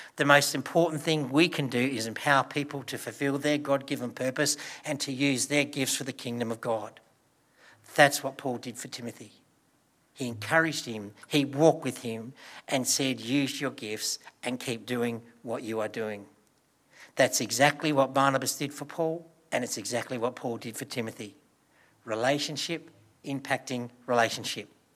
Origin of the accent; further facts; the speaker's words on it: Broken Hill, New South Wales, Australia; as a child, I grew up in Broken Hill.